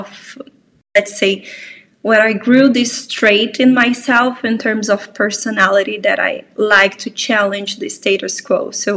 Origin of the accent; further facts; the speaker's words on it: Brazil; moved away as an adult; now in Poland; I'm from Brazil, but I actually live in Poland for the past 4 years and a half